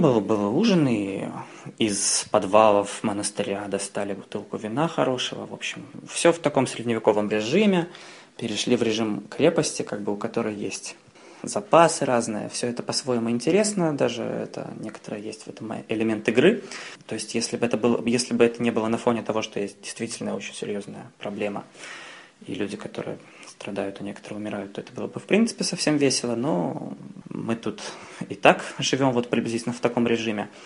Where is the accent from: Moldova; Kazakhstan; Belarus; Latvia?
Belarus; Minsk; moved away as an adult; now in Paris, France; я из Минска, из Беларуси. И я второй год живу сейчас в Париже